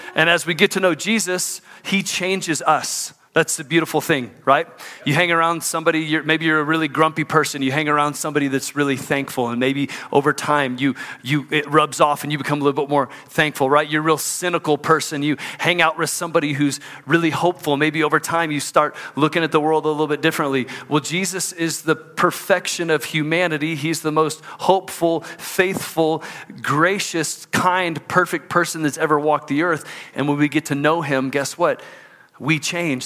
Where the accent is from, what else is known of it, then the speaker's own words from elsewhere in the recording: Houston, Texas, United States; moved away as an adult; now in Salt Lake City, United States; my hometown of Houston, Texas